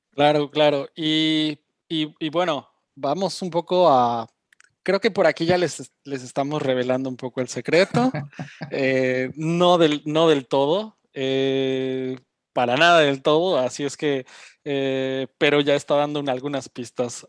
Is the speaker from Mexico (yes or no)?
yes; Mexico City, Mexico; now in Germany; yo también soy chilango